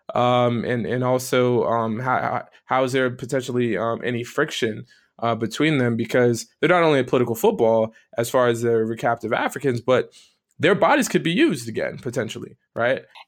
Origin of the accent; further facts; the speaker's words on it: South Florida, United States; moved away; where I grew up uh, was uh, born um, and partially raised in South Florida